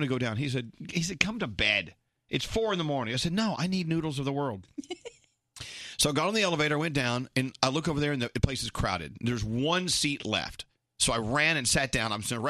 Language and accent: English; Texas, United States; also born or lived in Austin / San Antonio; now in New York, United States; I'm from Texas.